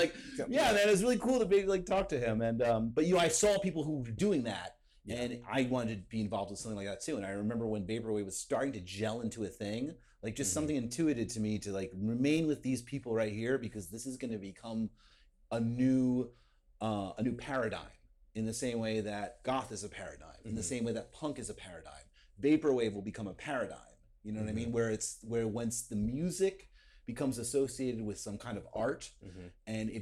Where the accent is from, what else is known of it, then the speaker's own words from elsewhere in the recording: New Jersey, United States; I'm from South Jersey, right over the bridge